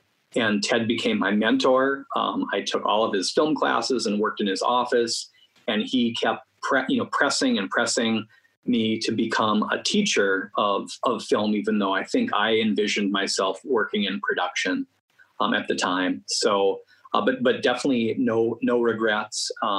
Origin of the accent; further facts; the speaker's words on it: Moorhead, Minnesota, United States; also born or lived in Fargo, North Dakota; I was born in Fargo and raised on the other side of the river in Moorhead, Minnesota